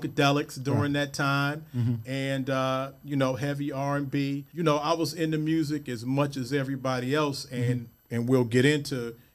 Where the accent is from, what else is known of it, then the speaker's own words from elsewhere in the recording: Cleveland, Ohio, United States; I was raised, I came up in Lee Harvard.